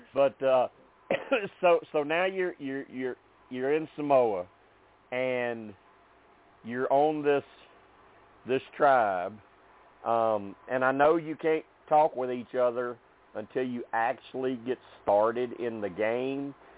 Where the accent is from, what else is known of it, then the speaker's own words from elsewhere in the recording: Arkansas, United States; I'm from Arkansas